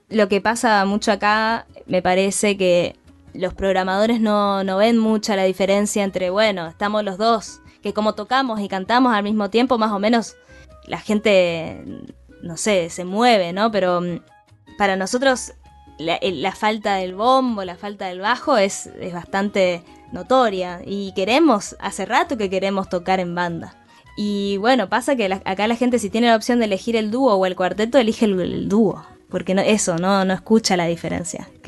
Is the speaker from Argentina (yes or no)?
yes; Posadas, Misiones, Argentina; also born or lived in Buenos Aires; yo soy de Posadas, ¿no? Como dijiste al principio, y me